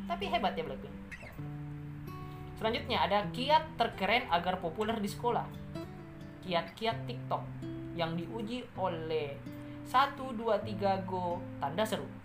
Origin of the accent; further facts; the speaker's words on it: West Sulawesi, Indonesia; Ya bencana yang terjadi di Sulawesi Barat, di kampung halaman saya